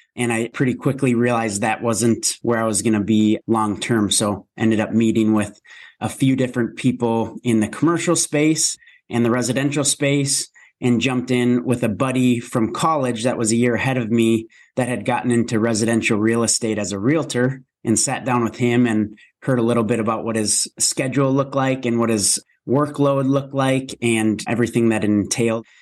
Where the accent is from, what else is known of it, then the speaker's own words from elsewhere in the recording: Minnesota, United States; born and raised in Minnesota